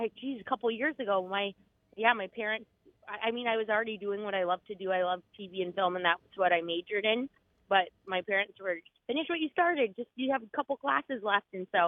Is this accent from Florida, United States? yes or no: no; Alaska, United States; Or everyone's related. I loved it. I feel so fortunate to have grown up there.